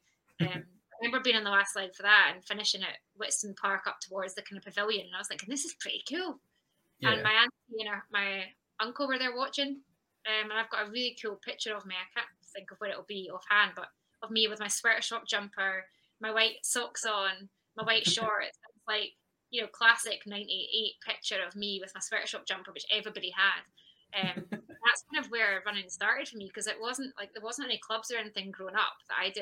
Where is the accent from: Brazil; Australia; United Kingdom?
United Kingdom; West Linton, near Peebles, Scotland; I'm from West London originally